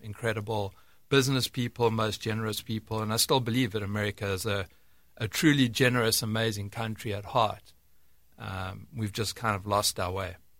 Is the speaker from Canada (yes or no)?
no; South Africa; moved away as an adult; now in United States; I was born in, born and bred in South Africa, and, uh, grew up there until my, uh, I don't know, mid-twenties or so